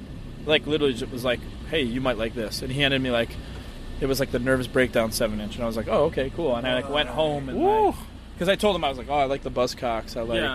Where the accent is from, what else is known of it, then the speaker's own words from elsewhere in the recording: Buffalo, New York, United States; oh, I'm from Buffalo? Who's this band, …?